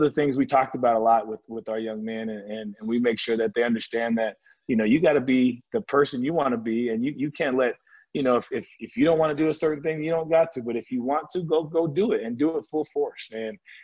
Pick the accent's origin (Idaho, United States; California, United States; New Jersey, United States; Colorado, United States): California, United States; I grew up in California